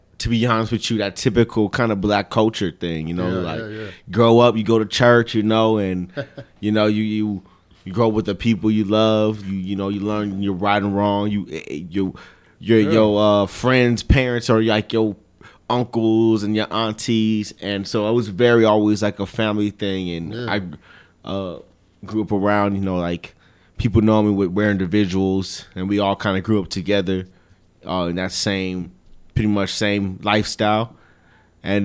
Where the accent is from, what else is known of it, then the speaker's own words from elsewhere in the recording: El Paso, Texas, United States; born there; Okay, so yeah, my background, born here in El Paso, Texas. My parents were in the military.